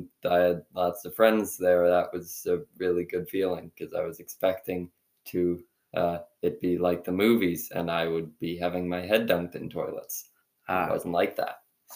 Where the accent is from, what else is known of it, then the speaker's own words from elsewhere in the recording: Dalton, Massachusetts, United States; I'm from Dalton, Massachusetts.